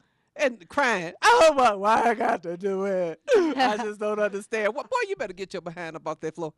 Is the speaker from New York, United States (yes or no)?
no; South Carolina, United States; I grew up in South Carolina.